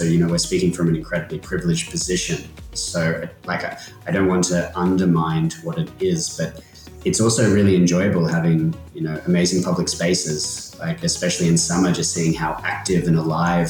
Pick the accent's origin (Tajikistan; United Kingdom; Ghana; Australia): Australia; outskirts of Sydney, New South Wales; moved away as an adult; now in Copenhagen, Denmark; I grew up in, say, the outskirts of Sydney in Australia. I wouldn't quite call it rural, but definitely the town I was in was only 4,000 people. And growing up, there was a train line, but it wasn't really that well connected.